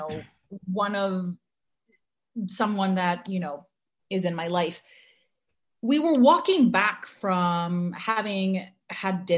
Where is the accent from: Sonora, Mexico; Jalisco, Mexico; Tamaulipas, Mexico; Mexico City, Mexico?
Mexico City, Mexico; moved away; we grew up in Mexico, and we weren't growing up in Mexico in like the nicest times Mexico City has ever seen